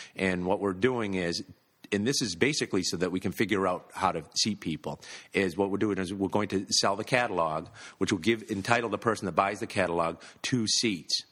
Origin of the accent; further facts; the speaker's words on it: Massachusetts, United States; I'm from Massachusetts, we've all grown up with this